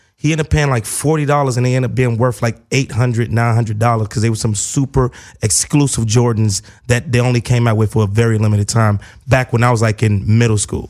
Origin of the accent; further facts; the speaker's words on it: Gary, Indiana, United States; moved away; back where I'm from, Gary, Indiana